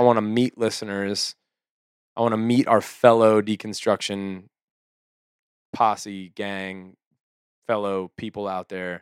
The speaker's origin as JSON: {"language": "English", "country": "United States", "said": "we're so American"}